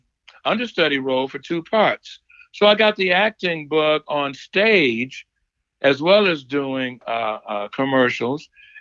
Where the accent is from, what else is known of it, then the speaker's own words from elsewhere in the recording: Detroit, Michigan, United States; moved away as an adult; from, she said, "Where are you from?" I said, "Detroit."